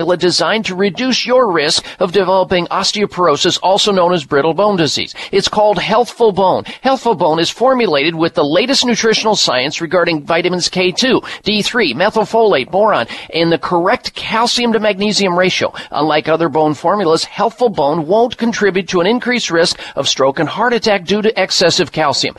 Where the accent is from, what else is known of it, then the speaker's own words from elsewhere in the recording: Midwest, United States; growing up in the Midwest